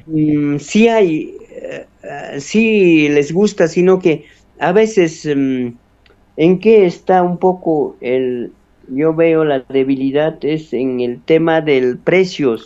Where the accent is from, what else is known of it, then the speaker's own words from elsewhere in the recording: Quinua, Ayacucho, Peru; en el mismo alturas de mi pueblo, cero de Cundurcunga, que es parte también del santuario